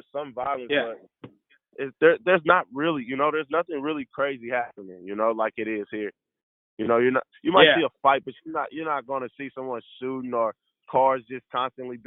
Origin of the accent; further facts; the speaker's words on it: St. Louis, Missouri, United States; moved away as an adult; coming from St. Louis